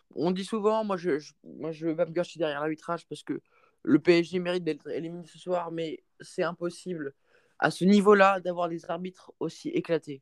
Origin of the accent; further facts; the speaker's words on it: Paris, Île-de-France, France; je suis parisien